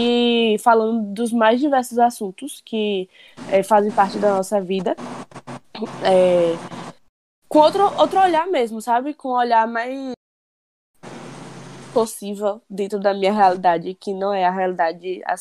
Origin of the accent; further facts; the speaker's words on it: Conceição do Coité, Bahia, Brazil; now in Feira de Santana, Brazil; tenho 22 anos, estou em Salvador por conta da quarentena, mas moro em Feira de Santana. E sou de Coité.